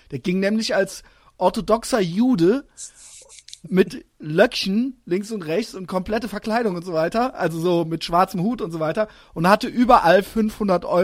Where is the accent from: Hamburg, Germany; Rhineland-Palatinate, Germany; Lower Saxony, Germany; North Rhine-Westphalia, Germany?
Rhineland-Palatinate, Germany; Koblenz; moved away; also born or lived in Cologne / Berlin; gebürtiger Kölner, aber ich komme ja quasi aus Koblenz, das ist ja quasi zwischen Mainz und Köln.